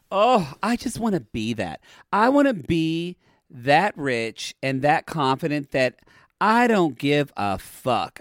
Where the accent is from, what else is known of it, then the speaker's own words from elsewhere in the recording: Oklahoma, United States; now in Los Angeles, United States; I'm from Oklahoma